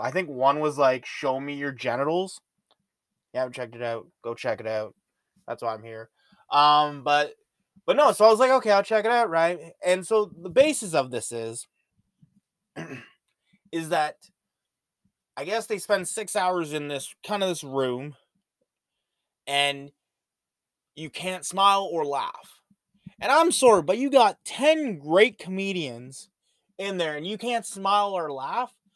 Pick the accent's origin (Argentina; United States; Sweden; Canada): Canada; especially being Canadian